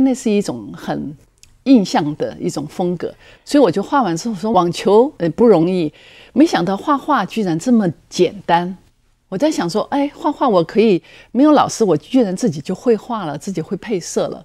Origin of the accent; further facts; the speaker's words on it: Chongqing, China; also born or lived in United States; now in Taiwan; 我那时候正在重庆，我出生的地方